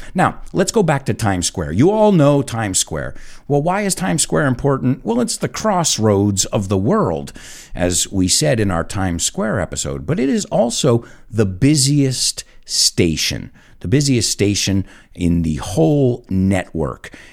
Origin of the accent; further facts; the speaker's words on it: New York City, New York, United States; as a New Yorker, as somebody who used these cars every day